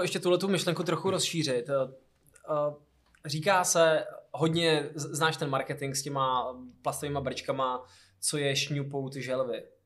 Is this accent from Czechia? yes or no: yes; Hradec Králové, Hradec Králové Region, Czechia; moved away; já jsem náplava z Hradce Králové